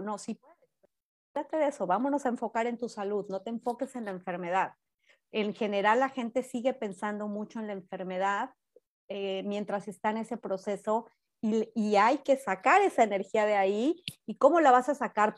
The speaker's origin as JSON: {"language": "Spanish", "country": "Mexico", "moved": "yes", "lives_now": "United States", "said": "en México de donde soy yo"}